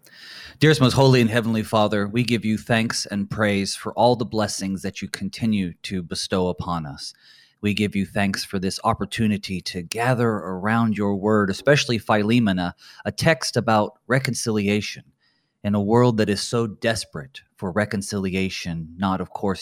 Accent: North Carolina, United States; now in Luverne, United States; I am originally from North Carolina, and so serving here in Minnesota is certainly a little bit of a weather shock.

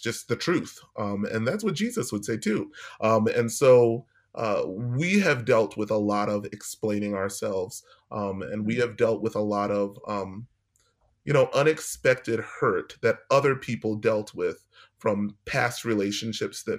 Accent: New York City, New York, United States; moved away as an adult; now in St. Louis, United States; I'm from New York City.

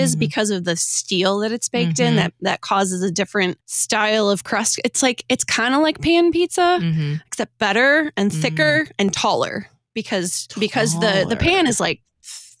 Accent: Detroit, Michigan, United States; moved away; As I was growing up in the Detroit area

